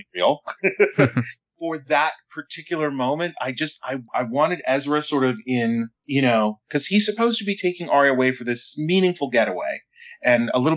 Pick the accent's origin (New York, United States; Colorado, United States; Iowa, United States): Colorado, United States; I grew up in Colorado, and I have family that has been kind of in the Western United States since the early 20th century